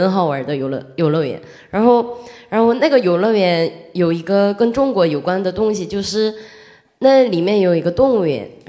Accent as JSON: {"language": "Chinese", "town": "Yongin", "region": "Gyeonggi Province", "country": "South Korea", "tie": "born or raised there", "second_language": "Chinese", "said": "哦，然后我的家乡就是永银，然后那边"}